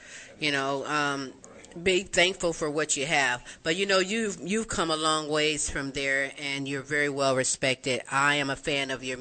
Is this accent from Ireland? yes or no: no; Ohio, United States; I was born poor in Ohio